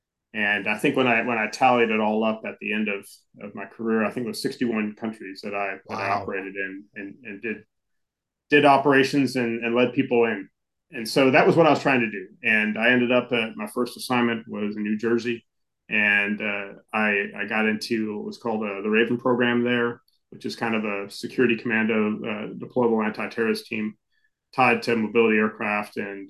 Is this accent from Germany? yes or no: yes; Germany; now in United States; So I actually grew up as a military kid, similar to you, Brian, and my dad was Army, and I spent most of my life growing up in Germany.